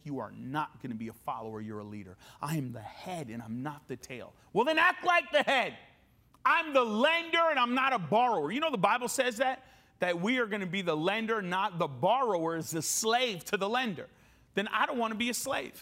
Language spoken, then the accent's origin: English; United States; I was born here in America